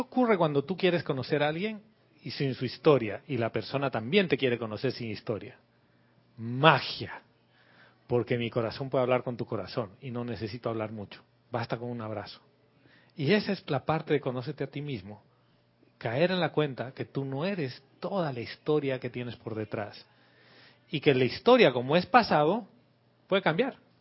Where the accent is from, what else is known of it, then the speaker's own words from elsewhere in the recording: La Paz, Bolivia; moved away as an adult; now in Panama; Soy boliviano, nací en la ciudad de La Paz, muy lejos del mar